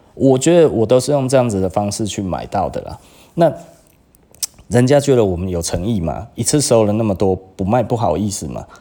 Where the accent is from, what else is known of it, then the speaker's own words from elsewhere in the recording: Taiwan; 我们台湾人真的会这样